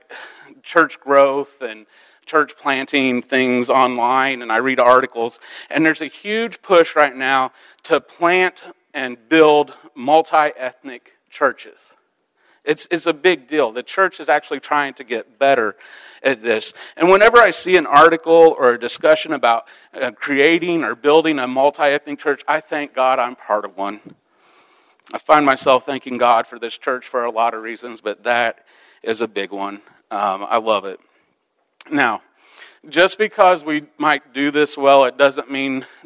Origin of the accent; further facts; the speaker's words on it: Midwest, United States; also born or lived in Central Illinois; I grew up in the Midwest. It was a farming town